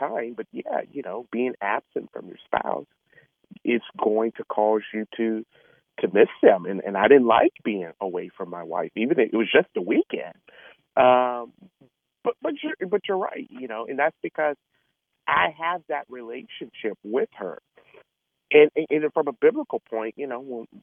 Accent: Georgia, United States; Atlanta, Georgia, Georgia being my hometown

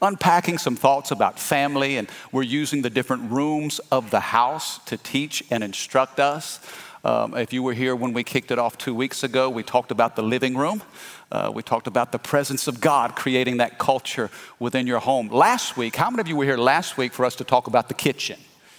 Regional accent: Midwest, United States; I'm a Cardinal fan. I'm from the Midwest, St. Louis Cardinals.

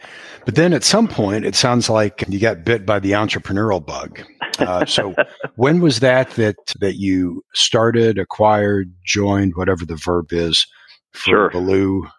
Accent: Northern Iowa, United States; moved away as an adult; now in Houston, United States; I'm also from the Midwest, like you, from Northern Iowa.

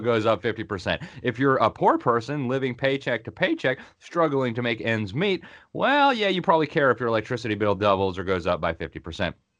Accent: Miami, Florida, United States; moved away as an adult; also born or lived in Sweden; My hometown of Miami

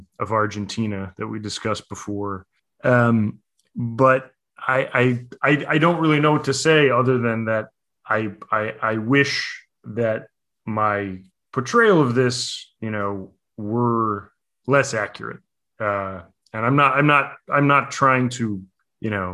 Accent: United States; now in New York, United States; as an American, you know, living in New York

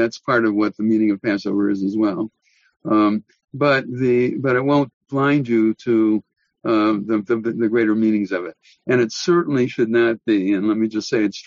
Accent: United States; as an American

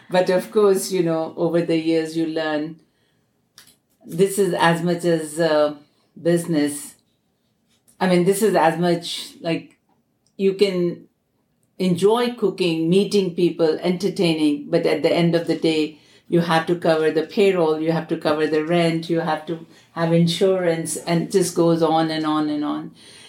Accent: New Delhi, Delhi, India; New Delhi, India.

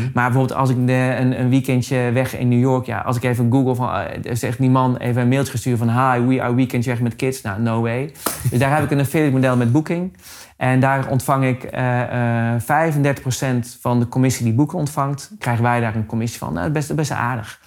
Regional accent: Amersfoort, Utrecht, Netherlands; Ik kom uit Amersfoort, dus ik ben in de regio Amersfoort

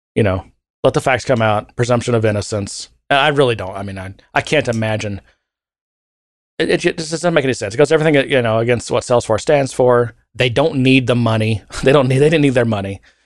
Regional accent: United States; being an American

